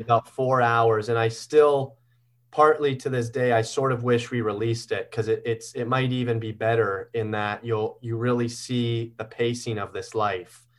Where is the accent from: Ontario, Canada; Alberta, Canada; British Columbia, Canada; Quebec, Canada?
Ontario, Canada; Guelph; I grew up in Guelph, Ontario